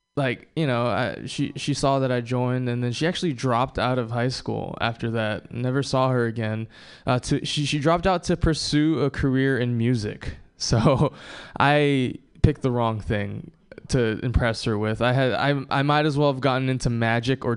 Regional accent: Hawaii, United States; moved away; I visited my hometown of Hawaii. I was born and raised there

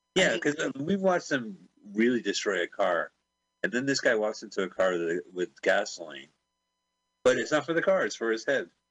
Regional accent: London, United Kingdom; moved away; I was born in London

